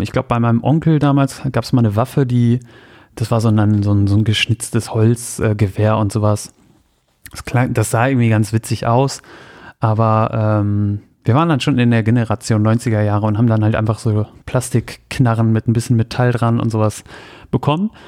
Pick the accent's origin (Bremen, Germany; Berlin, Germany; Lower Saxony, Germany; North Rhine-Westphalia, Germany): Lower Saxony, Germany; Soltau; Bei mir zu Hause in Soltau